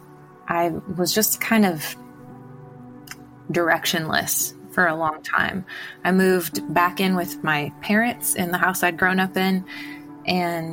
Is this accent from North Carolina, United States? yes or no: no; Illinois, United States; I'm from Illinois originally